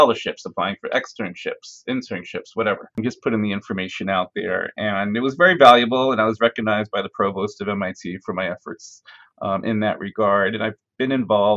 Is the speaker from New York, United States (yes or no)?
yes; Farmingdale, New York, United States; also born or lived in Brooklyn, New York; I grew up in a town called Farmingdale on Long Island